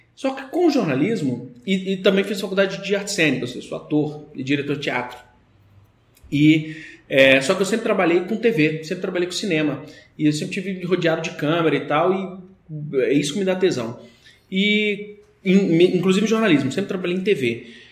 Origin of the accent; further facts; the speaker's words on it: Brasília, Federal District, Brazil; sou de Brasília